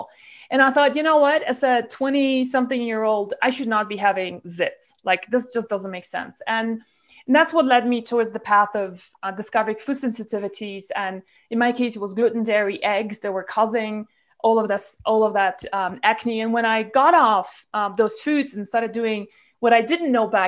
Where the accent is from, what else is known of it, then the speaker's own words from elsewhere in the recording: Malaysia; moved away as an adult; I grew up in Malaysia, where I was there from like age 15 till I was 32.